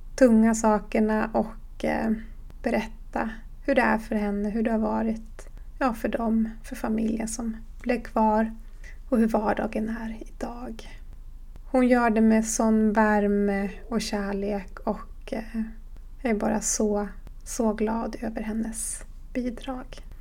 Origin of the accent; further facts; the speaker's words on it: Horsbotten, Jämtland, Sweden; jag kommer från Horsbotten i Jämtlands län på den svenska sidan av Sápmi